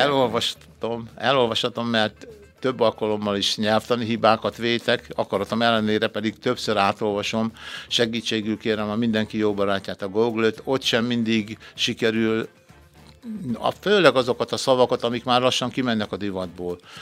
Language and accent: Hungarian; Körösladány, Békés, Hungary; Szülőföldem Körösladány